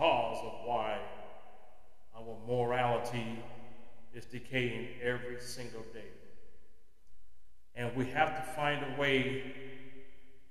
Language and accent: English; United States; As an American